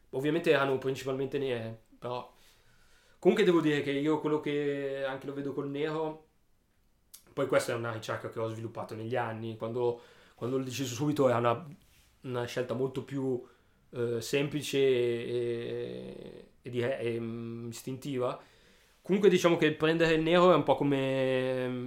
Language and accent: Italian; Alessandria, Piedmont, Italy